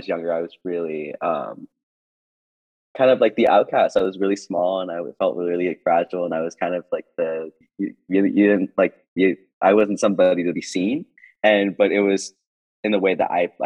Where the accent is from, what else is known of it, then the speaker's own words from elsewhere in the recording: Boston, Massachusetts, United States; I am from Boston